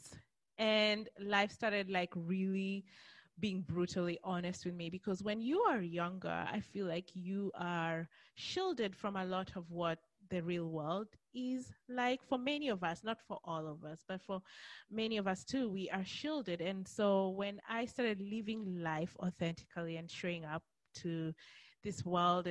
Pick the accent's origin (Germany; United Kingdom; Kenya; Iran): Kenya; also born or lived in Australia; now in United States; But I'm originally from Kenya